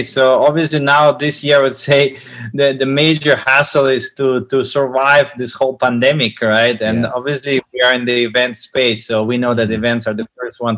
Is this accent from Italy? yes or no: yes; Italy; moved away as an adult; also born or lived in Moscow, Russia / Milan, Italy / Johannesburg, South Africa / Singapore; now in Jakarta, Indonesia; But I grew up in Italy, so I lived in Italy for about 15 years.